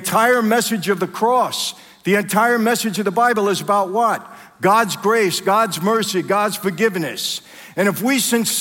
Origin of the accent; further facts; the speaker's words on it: New York City, New York, United States; I grew up in Brooklyn.